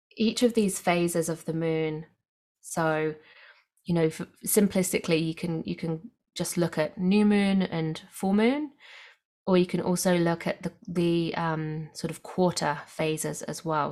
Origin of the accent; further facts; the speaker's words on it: England, United Kingdom; now in Australia; I grew up in England where we have for very clear, distinctive seasons